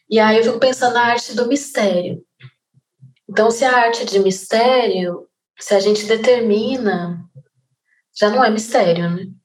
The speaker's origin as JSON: {"language": "Portuguese", "town": "Goiânia", "region": "Goiás", "country": "Brazil", "lives_now": "Rio de Janeiro, Brazil", "said": "eu tenho 34 anos, eu sou de Goiânia, atualmente eu moro no Rio de Janeiro"}